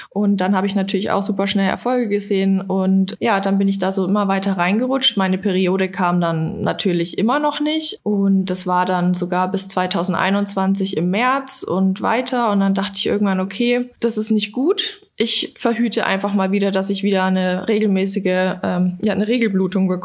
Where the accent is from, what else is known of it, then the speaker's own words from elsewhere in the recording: Berlin, Germany; Ich komme aus Berlin und mache nebenbei Online-Coaching.